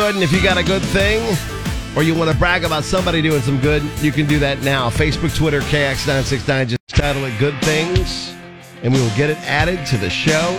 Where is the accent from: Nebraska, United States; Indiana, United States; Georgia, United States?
Nebraska, United States; Aurora or Crete; Aurora, my hometown